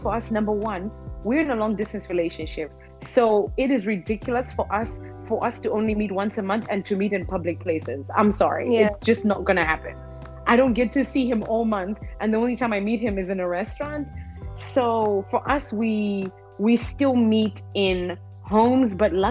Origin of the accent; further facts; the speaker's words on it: Malawi; I'm from Malawi